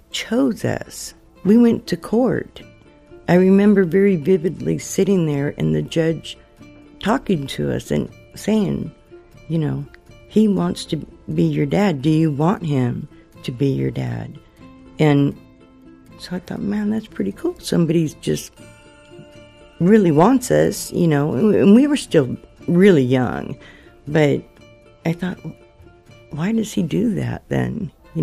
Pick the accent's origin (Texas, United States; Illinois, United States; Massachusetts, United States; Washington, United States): Washington, United States; Seattle; born or raised there; also born or lived in Oakland, California